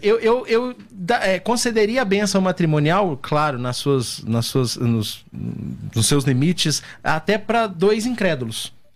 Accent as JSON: {"language": "Portuguese", "region": "Minas Gerais", "country": "Brazil", "said": "sou mineiro"}